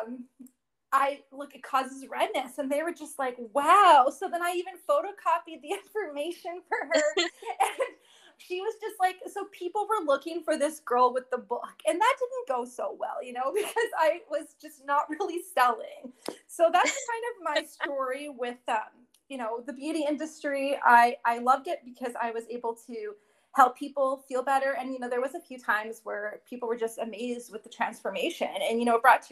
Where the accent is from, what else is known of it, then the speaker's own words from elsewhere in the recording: Windsor, Ontario, Canada; I'm actually from Windsor, Ontario